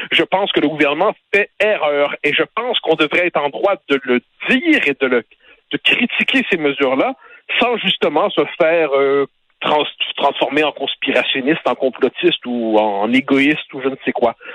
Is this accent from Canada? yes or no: yes; Quebec, Canada; en tant que Québécois, on a traversé des crises, on a traverser une autre.